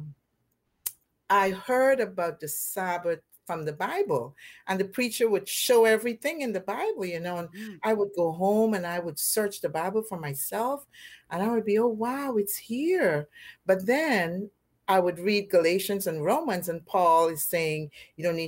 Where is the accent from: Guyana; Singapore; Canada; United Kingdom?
Guyana; now in Plantation, United States; I was born and raised in Guyana in South America.